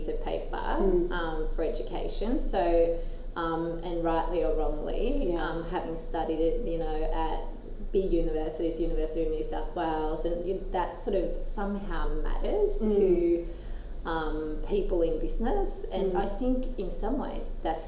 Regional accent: Skien, Vestfold og Telemark, Norway; moved away as an adult; now in Newcastle, Australia; I grew up in Skien, which is a little town in Norway with maybe 40,000 people, so 2 hours southeast of Oslo.

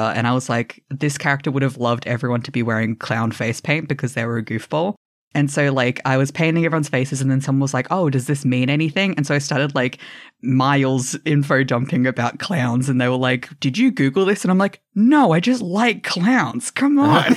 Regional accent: Australia; I'm Australian

